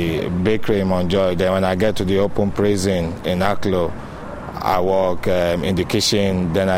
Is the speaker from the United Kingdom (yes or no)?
no; Nigeria; now in Ireland; I'm from Nigeria.